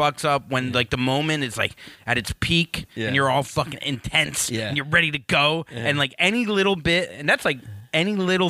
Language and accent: English; Florida, United States; No, I grew up in Florida. Like, it wasn't the best part, but it wasn't the worst part.